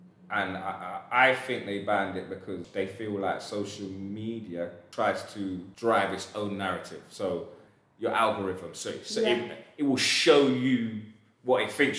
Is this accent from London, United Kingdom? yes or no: yes; London, United Kingdom; also born or lived in Peckham; So I grew up in Elephant Castle.